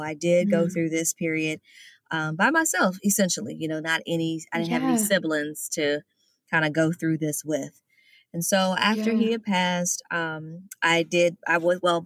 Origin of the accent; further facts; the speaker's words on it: Louisville, Kentucky, United States; now in Miami, United States; I am originally from Louisville, Kentucky in the United States, but I relocated and I now live in Miami, Florida